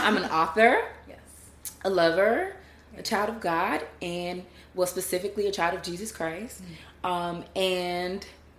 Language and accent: English; Pensacola, Florida, United States; moved away as an adult; now in Washington, D.C., United States; I grew up in Pensacola, Florida. Okay. And I moved up to Washington, D.C. after college, going to University of Florida, and I got my doctorate degree in physical therapy at Howard University.